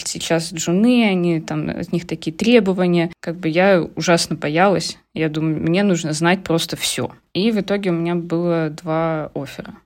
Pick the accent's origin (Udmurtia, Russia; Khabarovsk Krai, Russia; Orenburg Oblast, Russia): Khabarovsk Krai, Russia; Khabarovsk; moved away as an adult; also born or lived in Saint Petersburg, Russia; now in Netherlands; Я переехала в Питер. Из Хабаровска училась я в Хабаровске. Это на Дальнем Востоке